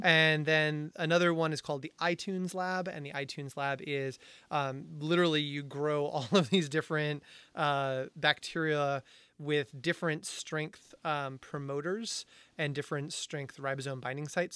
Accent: Amherst, Massachusetts, United States; UMass Amherst, which I'm an alumni, alumni of, which is, people say is in the middle of nowhere, which I take a little personally 'cause it was my hometown

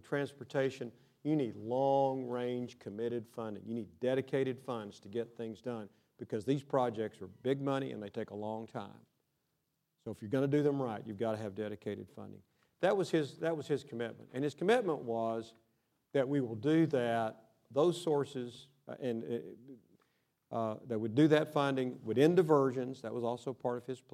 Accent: Odessa, Texas, United States; I'm from Odessa

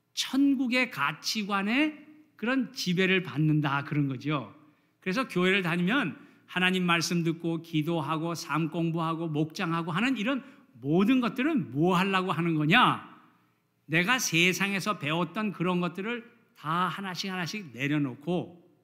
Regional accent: South Korea; now in United States; 우리 한국에서 자란 사람들은

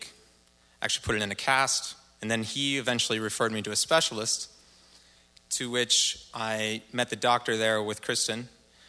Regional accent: Portland, Oregon, United States; I grew up here in the Portland area, native Oregonian

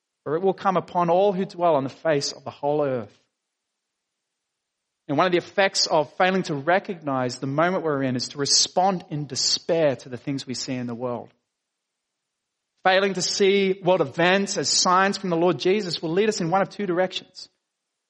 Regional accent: Dapto, New South Wales, Australia; I grew up in Dapto.

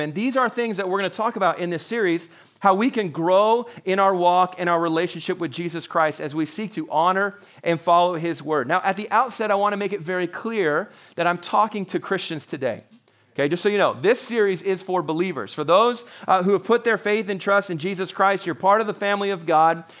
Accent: Canada; I'm a Canadian

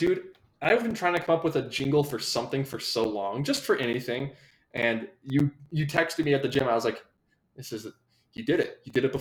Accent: Colorado, United States; I'm from Colorado.

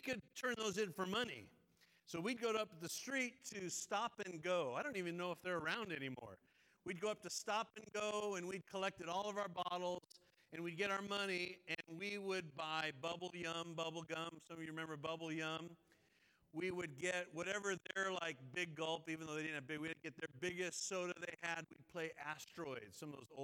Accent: Rosemead, California, United States; also born or lived in Eugene, Oregon / Duarte, California; I was born in Eugene, Oregon, but we moved when I was three. And so I grew up at Rosemead and Duarte in San Gabriel

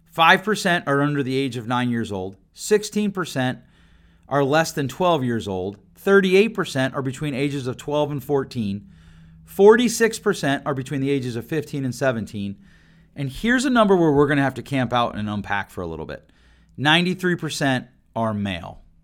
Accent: Grand Rapids, Michigan, United States; here in my hometown of Grand Rapids, Michigan

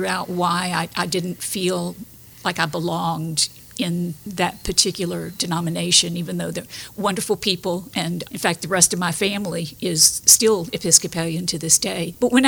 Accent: Lake Charles, Louisiana, United States; also born or lived in South Bend, Indiana; I was born and raised in Lake Charles, graduated from Lake Charles High School, and I was raised as an Episcopalian, actually.

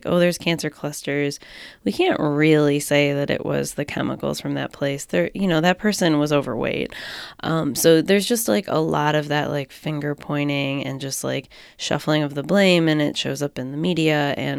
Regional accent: Western New York, United States; growing up in Western New York

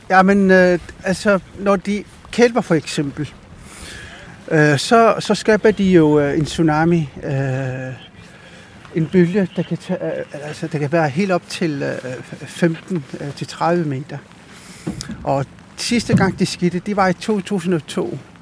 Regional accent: Ilulissat, Avannaata, Greenland; jeg kommer fra Ilulissat, født og opvokset i Ilulissat

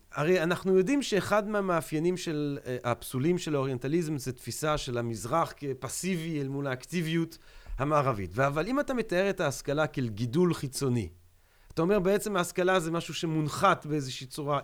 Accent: Antwerp, Flanders, Belgium; moved away; זוכר את הילדות שלי באנטוורפן

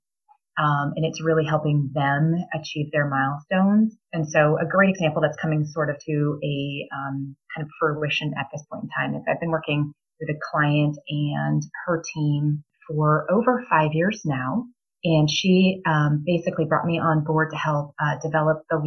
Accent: New Hampshire, United States; moved away as an adult; now in Boise, Idaho, United States; I was born and raised in New Hampshire

